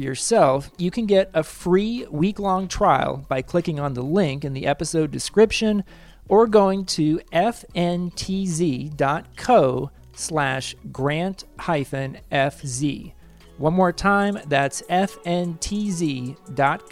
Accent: Kansas, United States; I went to Shawnee Mission East High School in the same area

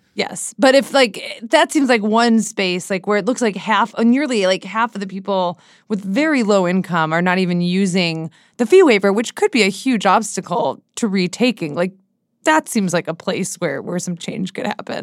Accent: Seattle, Washington, United States; moved away as an adult; now in Washington, D.C., United States; my, like, friends where I grew up in Seattle

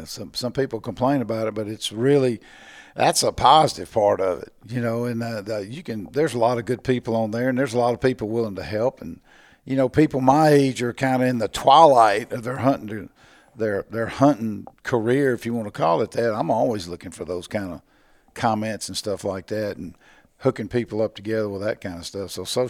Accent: Natchez, Mississippi, United States; I grew up in Natchez.

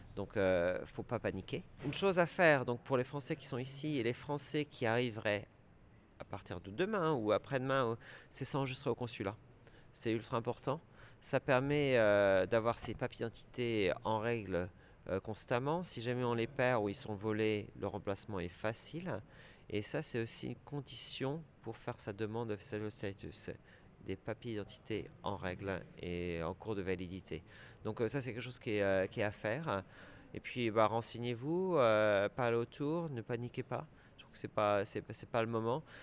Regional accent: France; moved away as an adult; also born or lived in London, United Kingdom / Scotland; now in United Kingdom; je suis un Français euh, qui a quitté euh, le pays euh, en 1995 pour s'installer au Royaume-Uni

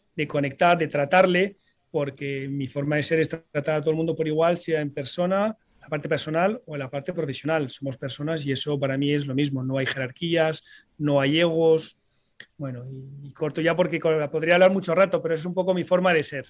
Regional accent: Paris, Île-de-France, France; also born or lived in Sant Boi de Llobregat, Barcelona, Spain; nos tocó pues emigrar eh, a París, donde yo me crié, me formé

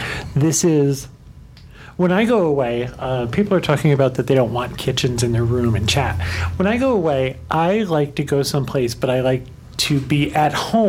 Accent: Albany, New York, United States; However, I'm from Albany, New York, which is 30 miles away from Saratoga Springs.

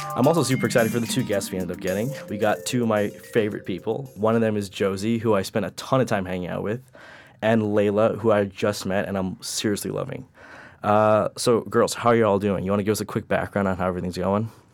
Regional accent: New York City, New York, United States; I'm from Queens, been there my whole life

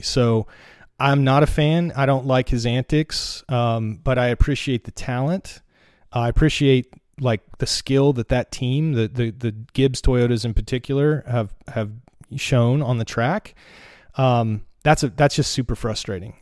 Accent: North Carolina, United States; moved away as an adult; now in Portland, United States; I grew up in the mountains of North Carolina

